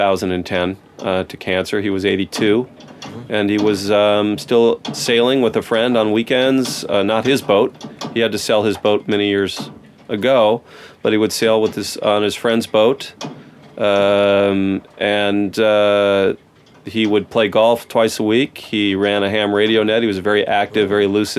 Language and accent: English; Los Angeles, California, United States; I was born and raised in Mar Vista, the part of West L.A.